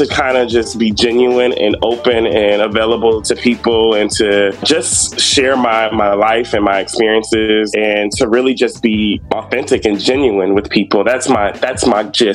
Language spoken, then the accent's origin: English; Atlanta, Georgia, United States; moved away as an adult; also born or lived in upstate New York; now in Iowa, United States; I moved to Atlanta when I was 8, so Atlanta's really been home for me.